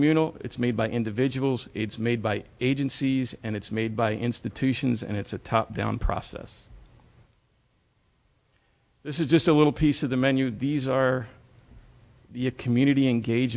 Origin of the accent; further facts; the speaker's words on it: Philadelphia, Pennsylvania, United States; moved away; I'm originally from Philadelphia, and I work for GLIFWIC.